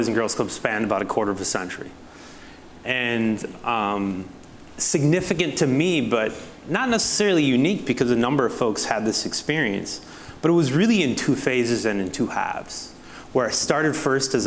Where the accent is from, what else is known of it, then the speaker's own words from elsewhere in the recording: La Crosse, Wisconsin, United States; moved away as an adult; also born or lived in Minneapolis, Minnesota; now in Atlanta, United States; I was raised here in La Crosse, Wisconsin